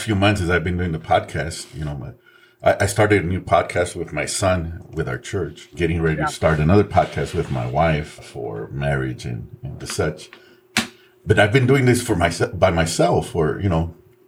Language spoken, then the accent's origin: English; San Antonio, Texas, United States; also born or lived in Mexico; We grew up very poor. We grew up in the west side of San Antonio